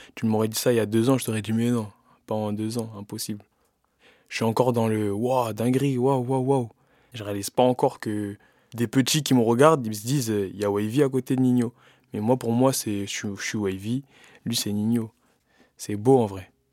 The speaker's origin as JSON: {"language": "French", "town": "Bobigny", "region": "Île-de-France", "country": "France", "tie": "born or raised there", "said": "Bobigny, c'est chez moi, c'est ma maison. C'est là où j'ai grandi"}